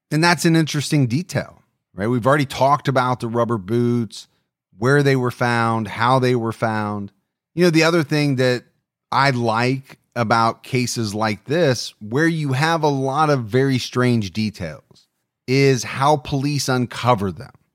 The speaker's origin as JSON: {"language": "English", "region": "Ohio", "country": "United States", "tie": "born or raised there", "said": "my home state of Ohio"}